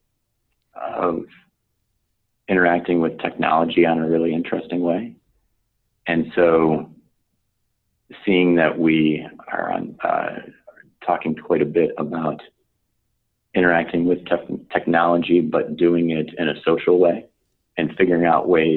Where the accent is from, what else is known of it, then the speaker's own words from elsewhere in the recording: Chicago, Illinois, United States; I grew up in Chicago